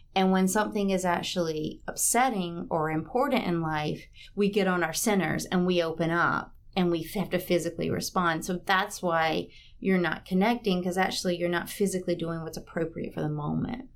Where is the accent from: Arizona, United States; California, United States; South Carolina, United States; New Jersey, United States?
South Carolina, United States; Batesburg-Leesville; also born or lived in Charleston, South Carolina / New York / Miami; I grew up in Batesburg, Leesville, South Carolina, which is between Aiken and Columbia off I twenty.